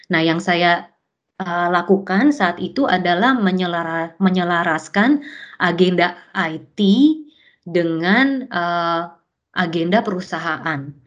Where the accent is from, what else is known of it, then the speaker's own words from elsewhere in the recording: Indonesia; saya datangnya dari Indonesia